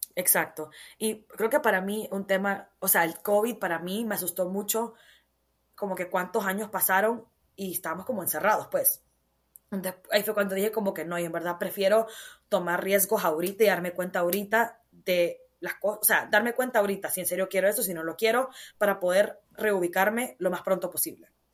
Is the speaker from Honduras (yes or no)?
yes; Honduras; moved away as an adult; Yo crecí en Honduras. Me preguntan de dónde soy, yo digo soy hondureña, orgullosamente catracha.